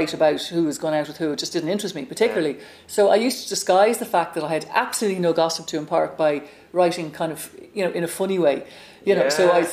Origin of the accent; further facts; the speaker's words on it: Ireland; also born or lived in New York; I came back from the States and settled back down in Ireland